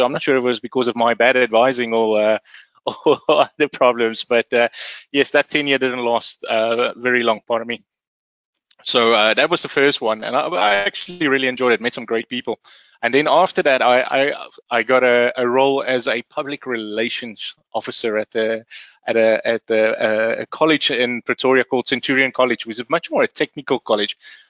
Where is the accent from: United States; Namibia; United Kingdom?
Namibia; also born or lived in Rustenburg, South Africa; So I'm originally from South Africa, and I was born in a little in a city called Rustenburg, out in the old west northwestern parts of South Africa. But I actually grew up in Namibia